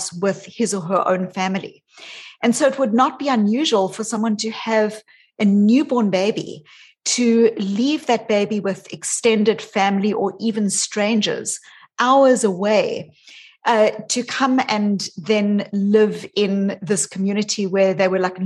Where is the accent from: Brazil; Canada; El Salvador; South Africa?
South Africa; also born or lived in New Zealand / Australia; now in Boston, United States; I grew up in South Africa. And when I was a child, I was born as a white South African